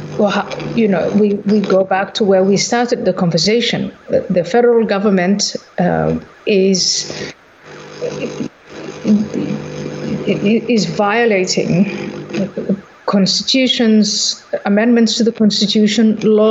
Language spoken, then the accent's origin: English; Somalia; moved away; also born or lived in Netherlands; I was born in Somalia